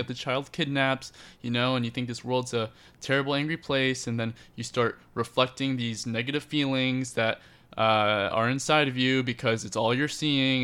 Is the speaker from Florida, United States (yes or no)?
yes; Lake Mary, Florida, United States; growing up in Lake Mary